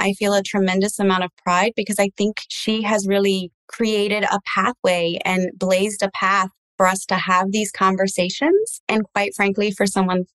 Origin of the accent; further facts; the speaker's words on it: United States; first language English; I'm first generation, but I am English speaking. So I grew up in the United States